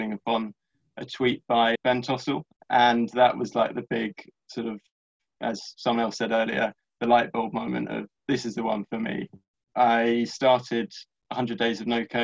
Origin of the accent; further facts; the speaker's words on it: London, United Kingdom; I'm from London